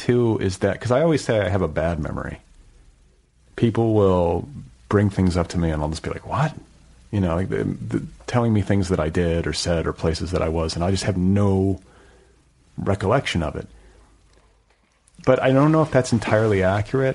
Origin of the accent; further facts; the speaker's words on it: Indiana, United States; moved away; I'm from like a boring Midwest. I'm from Indiana